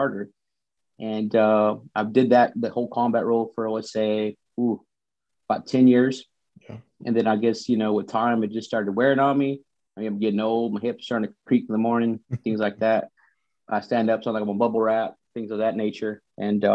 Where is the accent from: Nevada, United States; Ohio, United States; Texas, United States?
Texas, United States; Vernon; moved away as an adult; I grew up in Texas, Vernon, Texas, to be exact. Very, very small town.